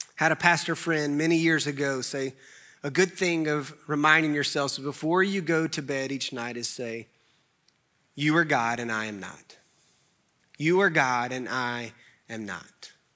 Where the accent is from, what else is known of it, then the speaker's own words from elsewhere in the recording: Clemmons, North Carolina, United States; I grew up in Clemens